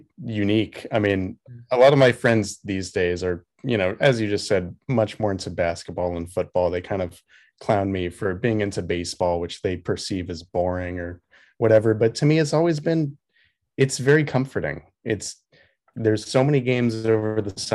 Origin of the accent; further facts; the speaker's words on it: San Francisco, California, United States; I grew up here in San Francisco